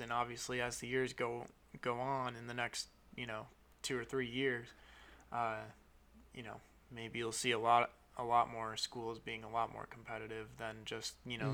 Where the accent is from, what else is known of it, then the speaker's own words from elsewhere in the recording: Buffalo, New York, United States; I'm from Buffalo